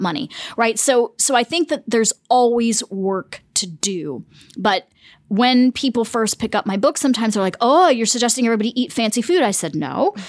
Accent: the South, United States; also born or lived in Germany / Punjab, India; I grew up in the United States

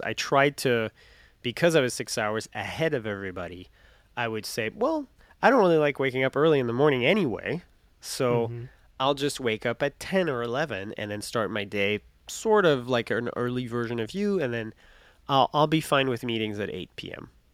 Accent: France; English is a second language; moved away as an adult; also born or lived in Winter Park, Florida, United States; I'm not American. I'm French

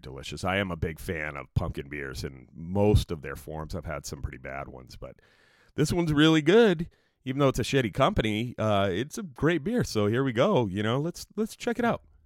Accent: New Jersey, United States; now in California, United States; I grew up in New Jersey. We moved to California in nineteen seventy-eight, and I've been here ever since

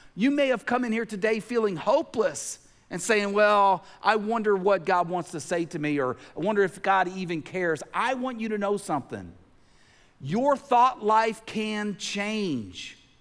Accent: Tennessee, United States; growing up in Tennessee

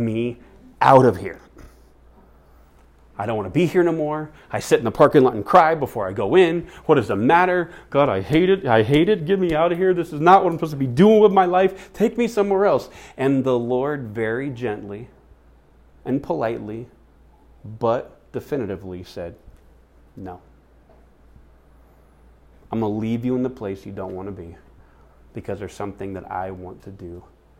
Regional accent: United States; the cultural influenced faith that we have as American Christians

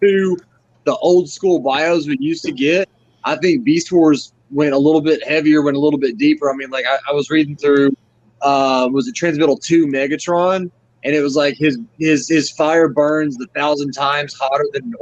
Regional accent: Memphis, Tennessee, United States; now in Chicago, United States; I was born in Memphis. My family still lives in the Memphis area

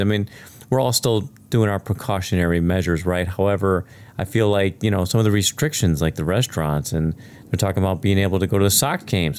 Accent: Chicago, Illinois, United States; I grew up in the South Side of Chicago

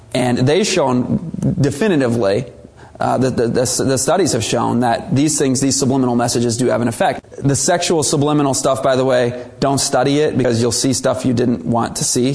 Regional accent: United States; But many Americans, we kind of get in denial.

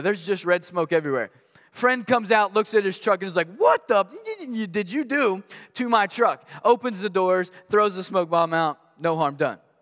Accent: Maysville, Kentucky, United States; I grew up in Maysville, Kentucky

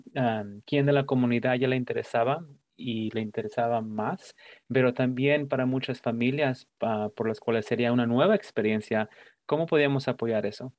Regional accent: Mexico; now in United States; soy un, inmigrante de México, así que para muchos de nosotros que venimos de México y ah, crecimos y nos criamos en un pueblo

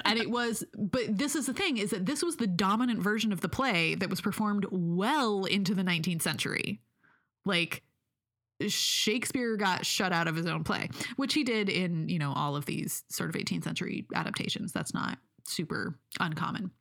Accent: United States; we're American

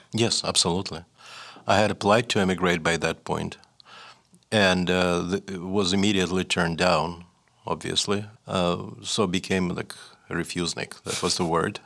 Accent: Saint Petersburg, Russia; first language Russian; English is a second language; moved away as an adult; also born or lived in New Hampshire, United States; now in Montreal, Canada; I just had a normal, ordinary, reasonably happy Soviet childhood

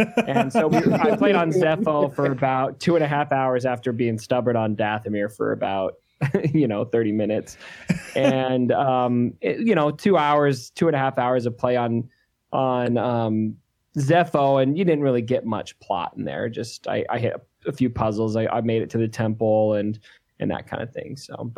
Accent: Arizona, United States; we're both from Arizona.

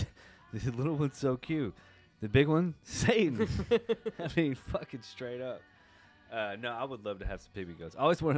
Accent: Nashville, Tennessee, United States; I'm born and raised in Nashville

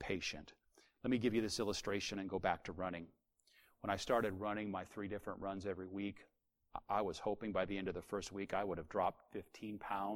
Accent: United States; as an American, we're Americans

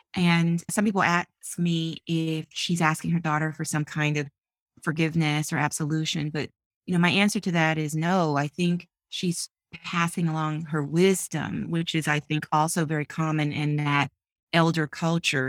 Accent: Memphis, Tennessee, United States; now in Washington, DC, United States; born and raised in Memphis, Tennessee.

